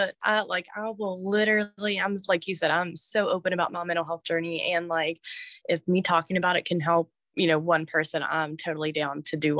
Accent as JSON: {"language": "English", "region": "West Virginia", "country": "United States", "tie": "born or raised there"}